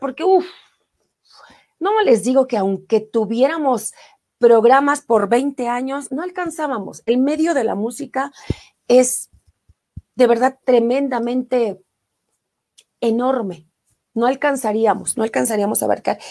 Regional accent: Mexico City, Mexico; yo soy orgullosamente de Iztapalapa, no así como de los ocho barrios, lamentablemente, pero sí, sí nací en la delegación Iztapalapa

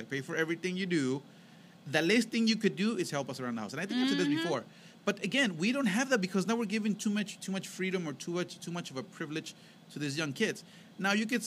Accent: Mexico; moved away; when we were growing up in Mexico

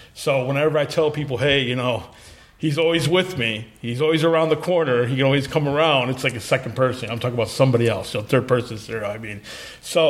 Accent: Hamtramck, Michigan, United States; born or raised there; also born or lived in Southwest Detroit

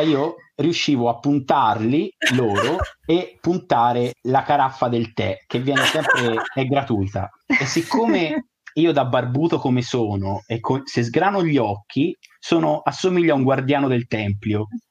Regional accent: Italy; siamo italiani

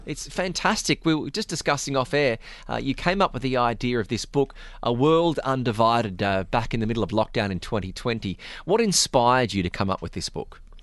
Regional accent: Australia; now in UAE; being an Australian

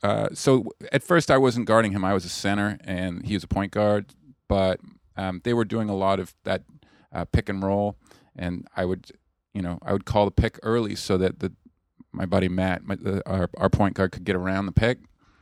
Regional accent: Canada; I'm from Canada.

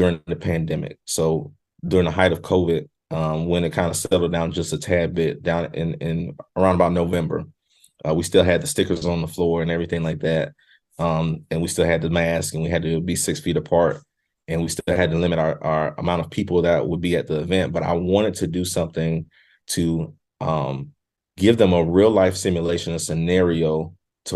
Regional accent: South Carolina, United States; moved away as an adult; now in Virginia, United States; although I'm from South Carolina, I now reside in Virginia, been here for 8 years

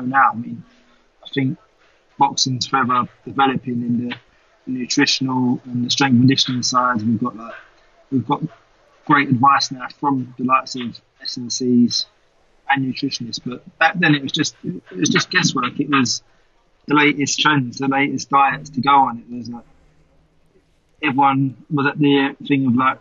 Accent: United Kingdom; I'm a British supermodel boxer.

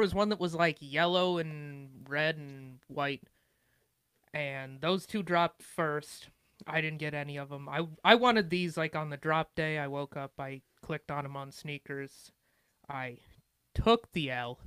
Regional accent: Montana, United States; I'm from Montana

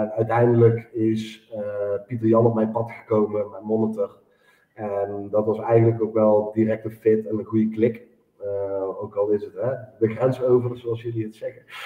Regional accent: Eindhoven region, North Brabant, Netherlands; Ik kom uit de regio Eindhoven

